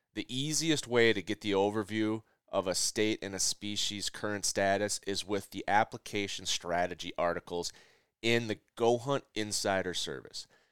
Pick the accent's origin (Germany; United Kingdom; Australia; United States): United States; Minnesota; also born or lived in the Dakotas; growing up in Minnesota